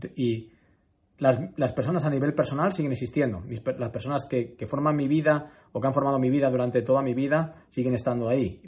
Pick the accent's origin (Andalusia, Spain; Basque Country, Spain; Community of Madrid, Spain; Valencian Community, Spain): Community of Madrid, Spain; Madrid; also born or lived in Málaga; yo soy muy de Madrid. Yo soy muy, muy, muy, muy de Madrid